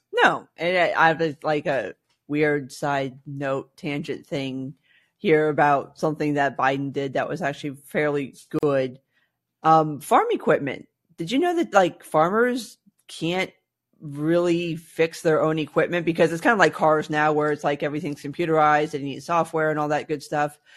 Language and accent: English; South Florida, United States; growing up in South Florida, gas appliances were basically not a thing